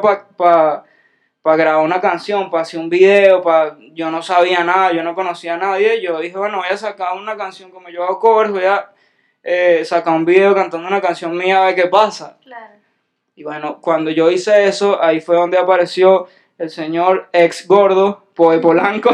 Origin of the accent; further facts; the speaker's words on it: Venezuela; yo soy un venezolano